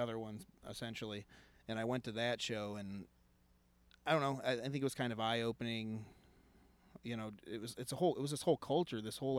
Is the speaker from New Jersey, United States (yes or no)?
no; Angola, Indiana, United States; born or raised there